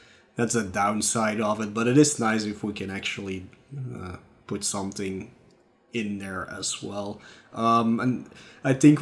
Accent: Flanders, Belgium; accent: Flemish; English is a second language; my Flemish accent

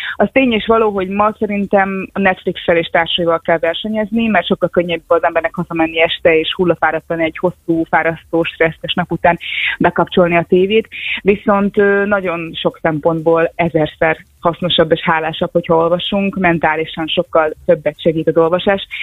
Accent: Kiskunhalas, Bács-Kiskun, Hungary; moved away as an adult; kiskorhalas nincs annyira messze, én ott születtem, ott éltem az első 18 évben

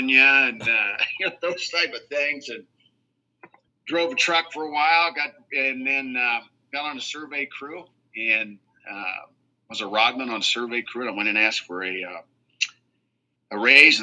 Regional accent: southeast Iowa, United States; moved away as an adult; now in Savannah, Missouri, United States; I came from a small town in southeast Iowa, 200 people

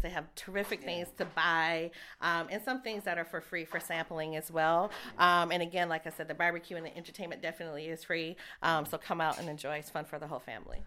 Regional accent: Saint Paul, Minnesota, United States; I'm a I'm a homegrown girl, so I grew up in St. Paul

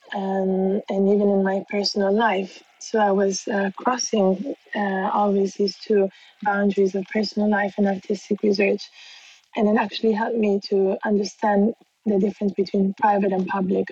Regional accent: Bangkok, Thailand; moved away; also born or lived in Milan, Italy; I was born in Bangkok in Thailand

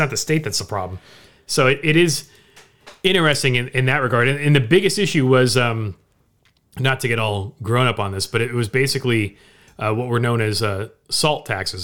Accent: Orange County, Southern California, United States; growing up in Southern California, in Orange County

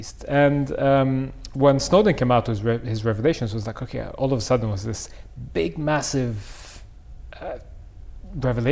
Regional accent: Cairo, Cairo Governorate, Egypt; now in London, United Kingdom; I grew up in Cairo. That's where I came from.

